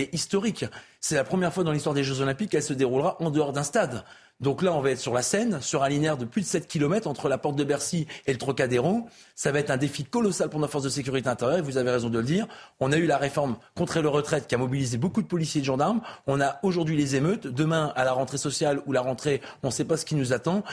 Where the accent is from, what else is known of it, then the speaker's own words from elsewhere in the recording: the Nord, Hauts-de-France, France; chez moi dans le Nord